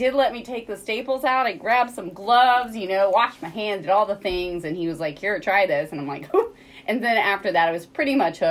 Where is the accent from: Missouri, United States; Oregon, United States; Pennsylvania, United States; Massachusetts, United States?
Missouri, United States; Rolla; I grew up in Rolla. Mm-hmm. I graduated high school here in 1995